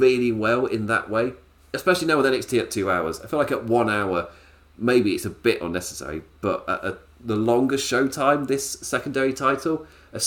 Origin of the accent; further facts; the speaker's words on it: England, United Kingdom; I'm English